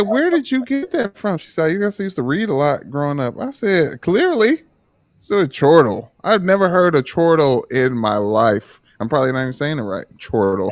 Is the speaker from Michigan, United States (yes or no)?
yes; Detroit, Michigan, United States; I am from Newburgh.